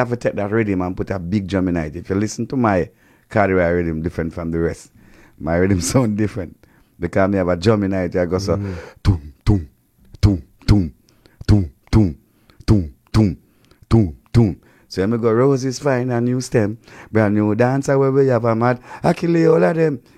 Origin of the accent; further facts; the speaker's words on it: Jamaica; we as Jamaican